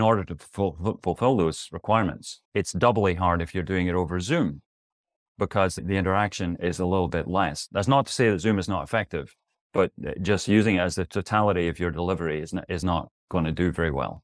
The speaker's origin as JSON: {"language": "English", "region": "Scotland", "country": "United Kingdom", "also_born_or_lived": "New York City / Tempe, Arizona", "moved": "yes", "said": "As you can tell from my accent, or maybe you can't, I'm originally from Scotland"}